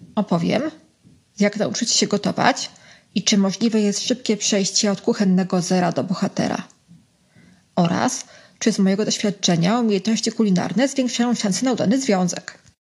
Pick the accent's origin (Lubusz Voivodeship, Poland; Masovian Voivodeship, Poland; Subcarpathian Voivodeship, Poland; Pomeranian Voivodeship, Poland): Masovian Voivodeship, Poland; Warsaw; Jestem z Ochoty, czyli stolicy Wietnamu na wychodztwie